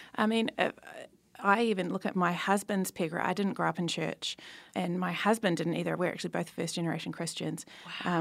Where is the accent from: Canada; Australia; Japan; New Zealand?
New Zealand; I'm from New Zealand